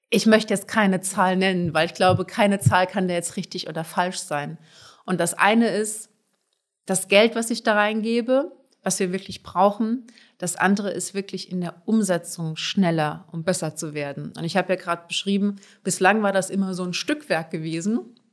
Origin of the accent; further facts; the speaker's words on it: Hamburg, Germany; bin ich auch Hamburgerin, also Wasserwege spielen da eine ganz wichtige Rolle.